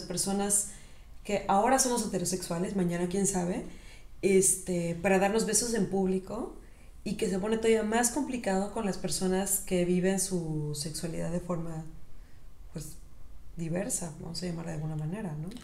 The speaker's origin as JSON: {"language": "Spanish", "town": "Mérida", "region": "Yucatán", "country": "Mexico", "tie": "born or raised there", "said": "la ciudad en donde yo nací"}